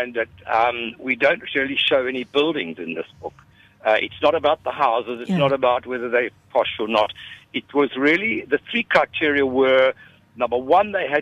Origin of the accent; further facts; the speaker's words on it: Durban, KwaZulu-Natal, South Africa; growing up in the Durban Botanic Gardens and studying there, working there, cutting my teeth there